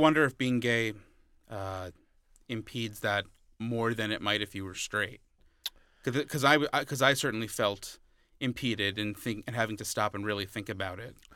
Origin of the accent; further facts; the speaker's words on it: Long Island, New York, United States; moved away; where I grew up in Long Island